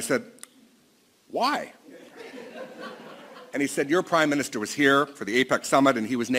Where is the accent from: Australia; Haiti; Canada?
Canada; I'm from Canada.